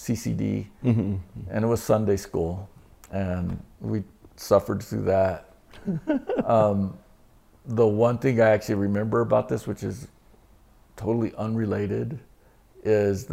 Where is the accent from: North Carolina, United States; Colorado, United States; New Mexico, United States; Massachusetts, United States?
New Mexico, United States; Roswell; moved away as an adult; also born or lived in Dallas; growing up in Roswell